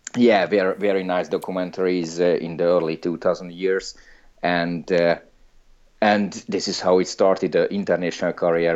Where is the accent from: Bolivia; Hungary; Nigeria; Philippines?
Hungary; moved away; I'm from Hungary, I'm Hungarian, I don't live there anymore